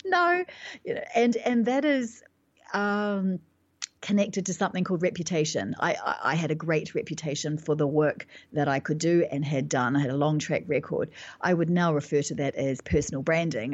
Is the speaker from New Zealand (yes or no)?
yes; New Zealand; moved away as an adult; now in London, United Kingdom; I live in London, but I'm actually from New Zealand, and, and I've been living in, in London for the last, uh, ten years approximately